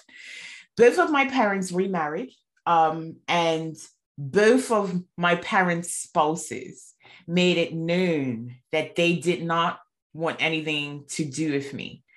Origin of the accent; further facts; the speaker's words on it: Bermuda; moved away as an adult; now in United Kingdom; I'm originally from Bermuda. I moved to the UK 8 years ago